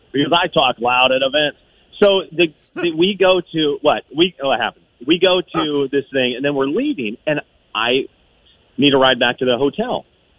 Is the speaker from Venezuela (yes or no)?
yes; Venezuela; a man who lived about 2 hours from where I grew up in Venezuela.